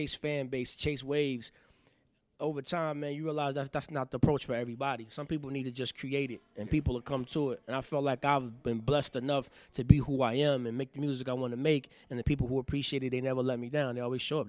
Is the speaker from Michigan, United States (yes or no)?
yes; Grand Rapids, Michigan, United States; I have several businesses in my hometown, Grand Rapids, Michigan.